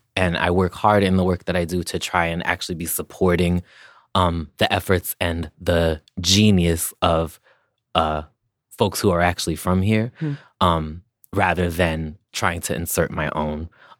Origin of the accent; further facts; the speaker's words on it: Amherst, Massachusetts, United States; Because I'm from Massachusetts. I grew up in Massachusetts on